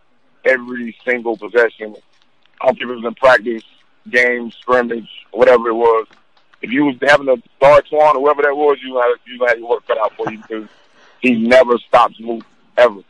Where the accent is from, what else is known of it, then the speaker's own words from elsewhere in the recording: North Carolina, United States; growing up in North Carolina